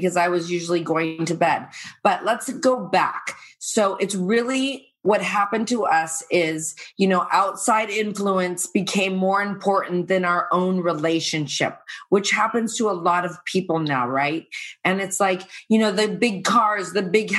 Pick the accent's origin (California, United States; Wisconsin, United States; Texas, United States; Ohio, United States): California, United States; Irvine; also born or lived in Playa del Rey / San Diego / Calabasas; I'm from Irvine, also in Playa del Rey